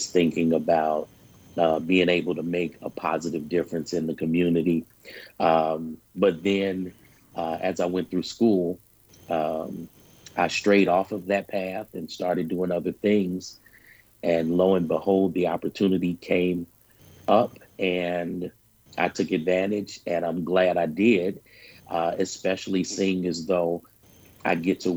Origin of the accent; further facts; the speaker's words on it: Chicago, Illinois, United States; born and raised actually in the 4th District